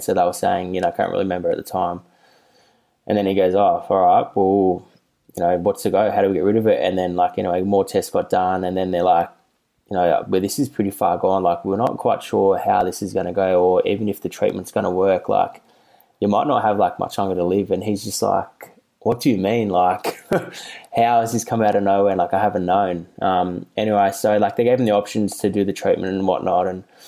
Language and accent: English; Melbourne, Victoria, Australia; I grew up in the North Carlton commission flats for like 18 years